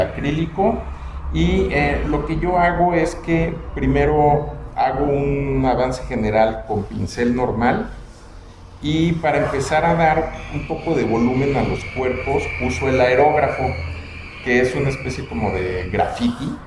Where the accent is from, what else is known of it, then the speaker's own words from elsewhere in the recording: Mexico City, Mexico; moved away as an adult; also born or lived in Cancún; now in Tequisquiapan, Mexico; soy de la Ciudad de México, pero estuve 20 años viviendo en Cancún.